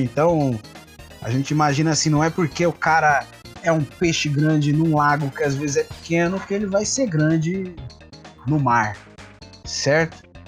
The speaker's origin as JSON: {"language": "Portuguese", "region": "São Paulo", "country": "Brazil", "said": "nós aqui somos todos de São Paulo"}